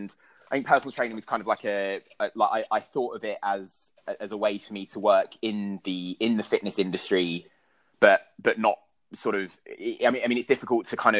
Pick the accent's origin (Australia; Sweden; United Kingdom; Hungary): United Kingdom; London; I grew up in South East London